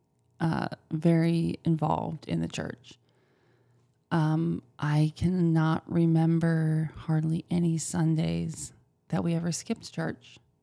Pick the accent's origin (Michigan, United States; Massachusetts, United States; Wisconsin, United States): Wisconsin, United States; I grew up in the Midwest.